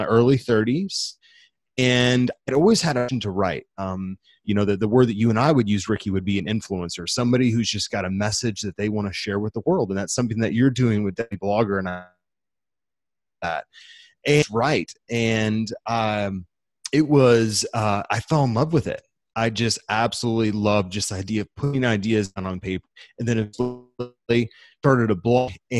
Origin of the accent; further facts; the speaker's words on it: St. Louis, Missouri, United States; I grew up in the Midwest, currently call a city called St. Louis, Missouri home